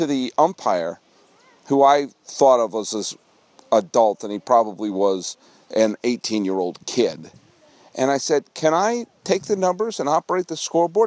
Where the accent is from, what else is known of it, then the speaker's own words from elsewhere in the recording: Weston, Massachusetts, United States; also born or lived in New York; now in California, United States; let me show you where I grew up